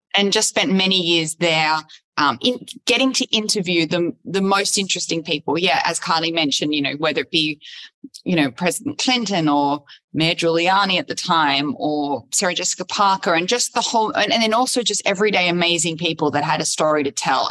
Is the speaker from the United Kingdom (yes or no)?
no; Sydney, New South Wales, Australia; moved away as an adult; also born or lived in Los Angeles / New York; I grew up in Sydney, where I am now back after being in Los Angeles in New York, uh, Los Angeles for 12 years, in New York for five years